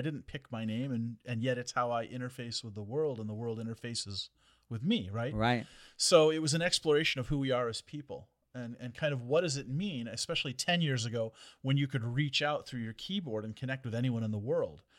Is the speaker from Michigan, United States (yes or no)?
yes; Detroit, Michigan, United States; I'm from Detroit